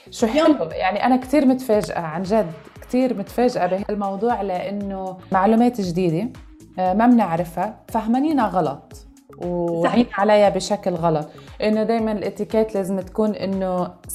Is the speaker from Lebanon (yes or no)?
yes; Lebanon; now in United Arab Emirates; انا صار عندي هيدي الكالتشر شوك اذا فينا نسميها لما نقلت من لبنان على الامارات